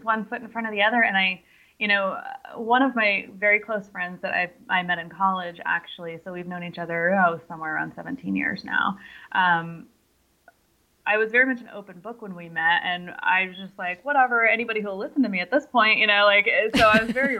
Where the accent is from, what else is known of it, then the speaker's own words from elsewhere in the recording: San Francisco, California, United States; I grew up in San Francisco